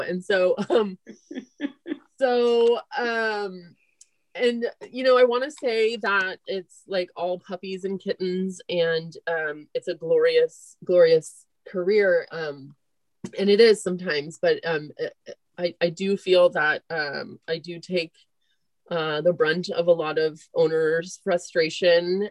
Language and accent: English; Marin County, California, United States; also born or lived in Ireland; I grew up in Marin County, went to high school in Marin County